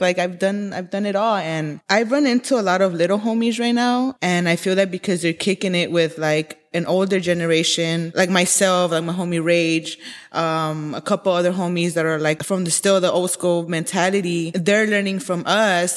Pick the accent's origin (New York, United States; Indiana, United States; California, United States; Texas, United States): California, United States; Los Angeles; I am born and raised in Koreatown, Los Angeles.